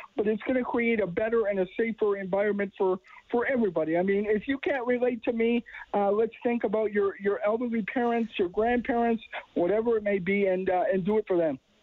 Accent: Edmonton, Alberta, Canada; I was born in Edmonton, born and raised

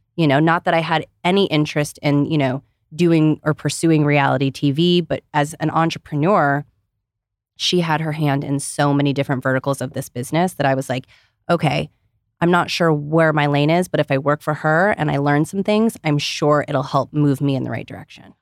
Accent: Ohio, United States; growing up in Ohio

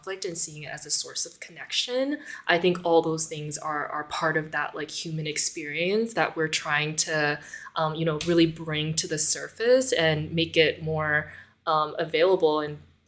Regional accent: United States; being Asian American, being a daughter of like refugees, like my parents are both people from Vietnam

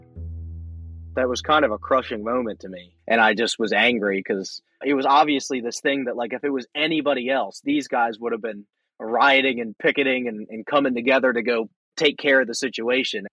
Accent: Pasadena, Maryland, United States; I am from Pasadena, Maryland, pretty much raised here, and I am in Pasadena, Maryland now.

